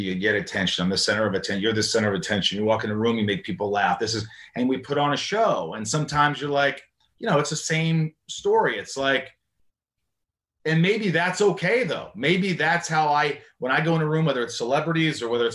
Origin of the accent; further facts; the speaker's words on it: Indiana, United States; moved away; my hometown of Indiana